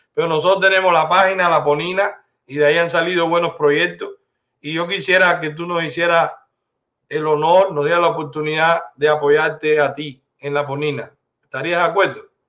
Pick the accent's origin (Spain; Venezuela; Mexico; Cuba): Cuba; moved away; somos cubanos libres